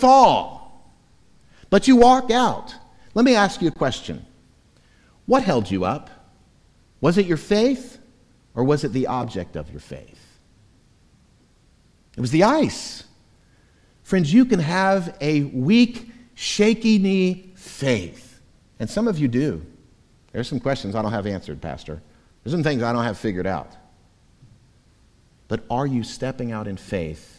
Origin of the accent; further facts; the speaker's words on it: Florida, United States; moved away; Growing up in Florida, in my childhood and teenage years